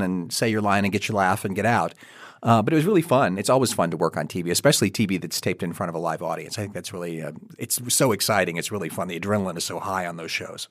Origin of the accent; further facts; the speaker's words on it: Kentucky, United States; I am from Kentucky